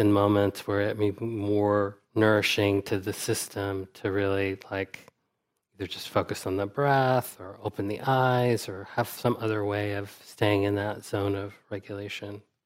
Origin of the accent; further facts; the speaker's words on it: United States; as an American person